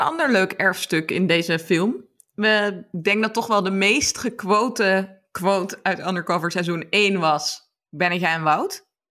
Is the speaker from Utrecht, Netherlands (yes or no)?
no; Amsterdam, North Holland, Netherlands; ben een half Brabander, maar in Amsterdam geboren